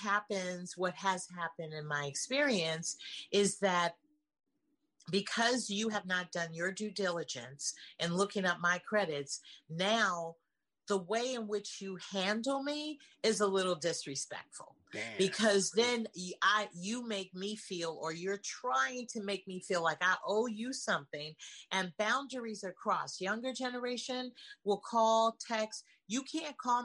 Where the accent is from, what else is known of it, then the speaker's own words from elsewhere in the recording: San Francisco, California, United States; moved away as an adult; I'm originally from San Francisco, California, and I moved here 37 years ago.